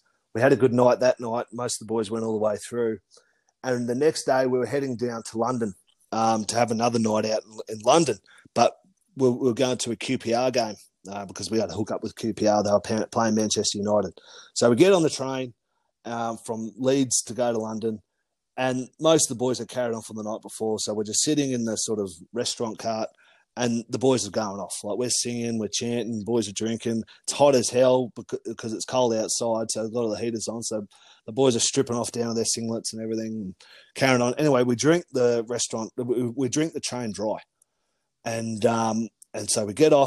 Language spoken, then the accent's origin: English; Canberra, Australian Capital Territory, Australia; moved away as an adult; also born or lived in Melbourne; growing up in Canberra